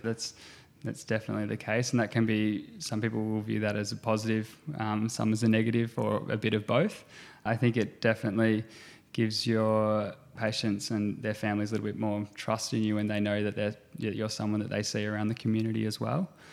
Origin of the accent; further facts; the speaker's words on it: Gippsland, Victoria, Australia; also born or lived in Geelong / Melbourne; I grew up in Gippsland